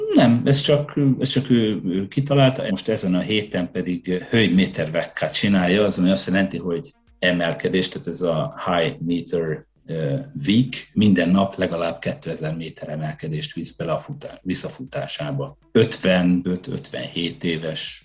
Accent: Hajdú-Bihar, Hungary; moved away as an adult; also born or lived in Budapest; now in Sweden; a gyerekkoromat azt, ö, azt, ö, vidéken a hajnúságban töltöttem

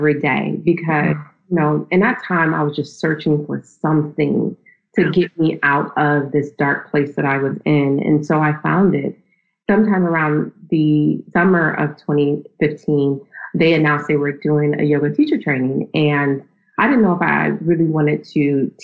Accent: Akron, Ohio, United States; moved away as an adult; also born or lived in Nashville, Tennessee; now in New York, United States; I was raised in Akron, Ohio

